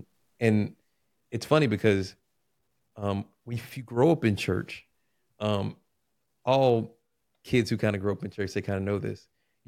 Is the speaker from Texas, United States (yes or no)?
yes; Houston, Texas, United States; So, I come from the beautiful state of Texas. Born in Houston, Texas.